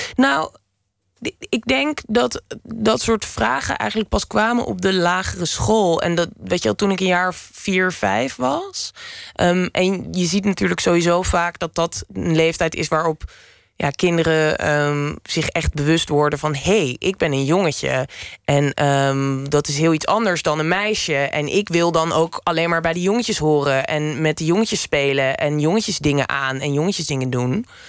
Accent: Lelystad, Flevoland, Netherlands; moved away; also born or lived in Amsterdam; ik ben geboren en getogen in Lelystad

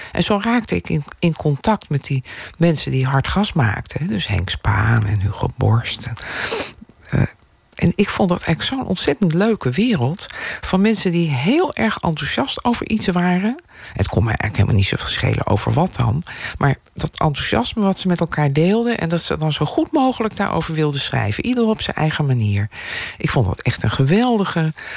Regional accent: Delft, South Holland, Netherlands; now in Amsterdam, Netherlands; ik ben in Delft opgegroeid

